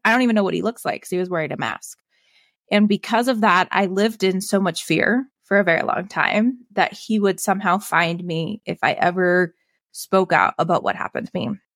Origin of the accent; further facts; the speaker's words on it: Evergreen, Colorado, United States; I grew up in Evergreen